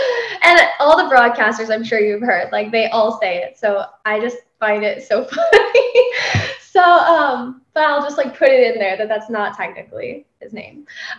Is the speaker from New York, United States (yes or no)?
no; Pennsylvania, United States; moved away as an adult; I'm from Pennsylvania.